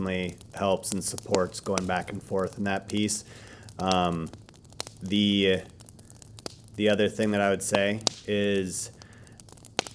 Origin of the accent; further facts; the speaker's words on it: Wisconsin, United States; my dad, my mom were with the farm and just growing up in Wisconsin